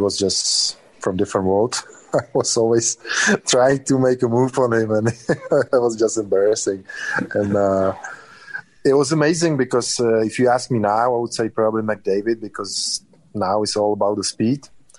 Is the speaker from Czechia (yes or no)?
yes; Czechia; Definitely my hometown, or the town I'm living in right now.